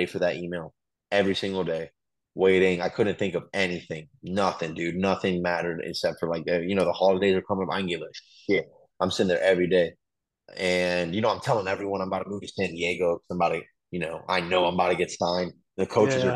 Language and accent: English; Ottawa, Ontario, Canada; now in United States; I was born in Ottawa, Canada